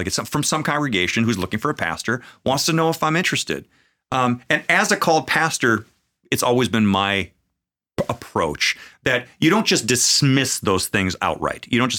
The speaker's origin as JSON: {"language": "English", "region": "Minnesota", "country": "United States", "also_born_or_lived": "Sioux City, Iowa", "moved": "as an adult", "said": "Because I'm from Minnesota, man."}